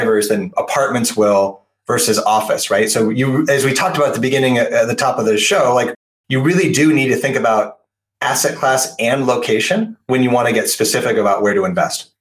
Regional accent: Portland, Oregon, United States; my hometown of Portland, Oregon

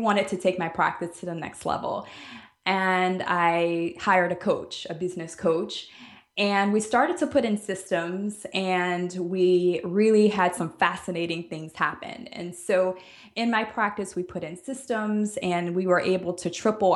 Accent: New Orleans, Louisiana, United States; moved away as an adult; also born or lived in Alabama; now in Jamaica; I am originally from New Orleans

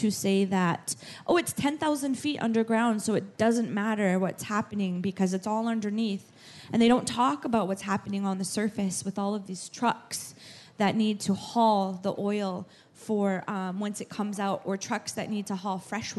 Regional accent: North Dakota, United States; I am from the United States in North Dakota.

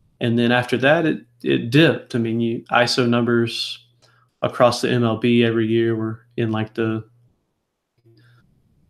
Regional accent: the South, United States; I was raised in the South

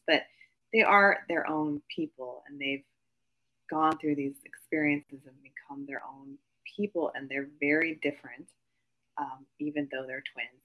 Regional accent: Midwest, United States; I grew up in the Midwest. I am Asian American

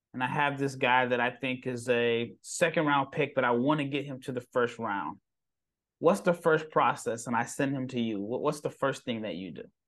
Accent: Nebraska, United States; I'm from Nebraska

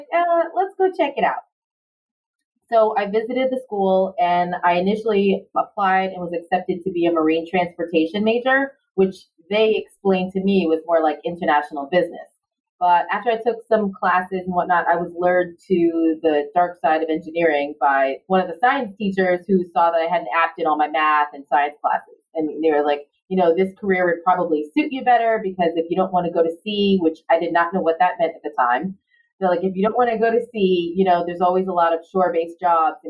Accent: New York City, New York, United States; moved away as an adult; now in Long Beach, United States; I grew up in Far Rockaway, Queens in New York City.

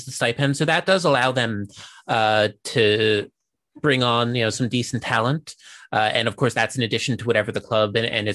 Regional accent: United States; now in Japan; as an American

